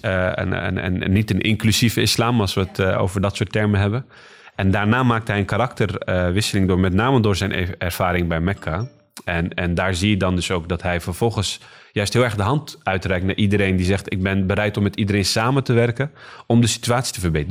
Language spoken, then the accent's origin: Dutch; Rotterdam, South Holland, Netherlands; now in Schiedam, Netherlands; ik ben hier geboren en getogen in Rotterdam